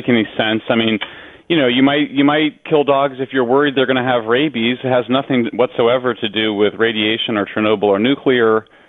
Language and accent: English; Colorado, United States; I'm from Colorado, which has much higher levels of radiation because there's a lot of uranium in the granite rock.